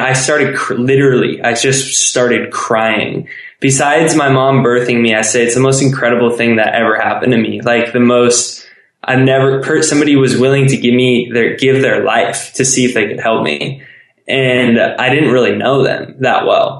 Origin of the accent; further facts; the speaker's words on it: San Diego, California, United States; I grew up in San Diego where I went to school